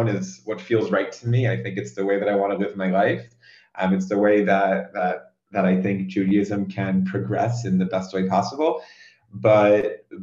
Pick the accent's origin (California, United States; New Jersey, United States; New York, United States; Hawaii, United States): New Jersey, United States; moved away as an adult; now in Jerusalem, Israel; I grew up in the state of New Jersey, the second of five brothers. I now live in the city of Jerusalem